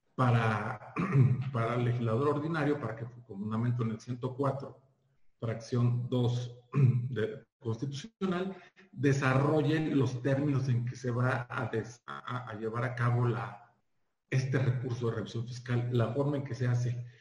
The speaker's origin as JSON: {"language": "Spanish", "region": "Durango", "country": "Mexico", "moved": "yes", "said": "yo llegué de Durango, se de Durango, ya aquí en el, año 2000"}